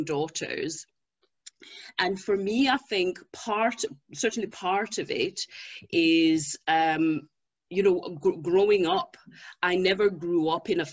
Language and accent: English; Zimbabwe; moved away; I was born in Zimbabwe